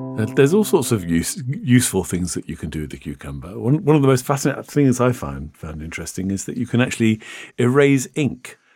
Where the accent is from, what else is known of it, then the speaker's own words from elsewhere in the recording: England, United Kingdom; I'm an English tourist